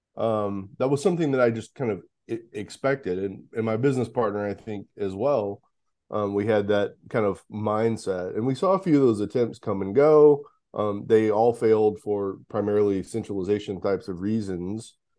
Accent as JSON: {"language": "English", "town": "Houston", "region": "Texas", "country": "United States", "tie": "born or raised there", "said": "I grew up in the Houston area"}